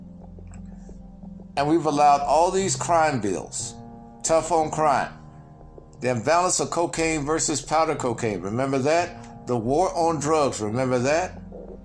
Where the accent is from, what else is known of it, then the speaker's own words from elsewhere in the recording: Mississippi, United States; moved away; also born or lived in California; I came from the South in an era when America was fighting for civil rights and had to go through the transition. Like many people in my age group. And going from Mississippi to California